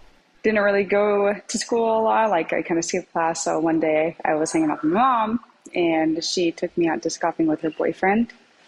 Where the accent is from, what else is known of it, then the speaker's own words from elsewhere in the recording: Spokane, Washington, United States; I'm from Spokane, Washington